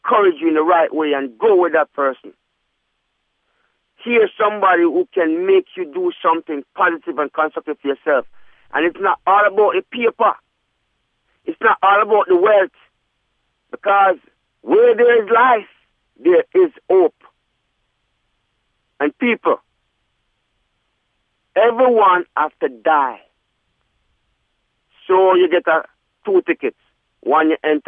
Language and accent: English; Jamaica; now in United States; I come from Jamaica and the hills. I was born with goats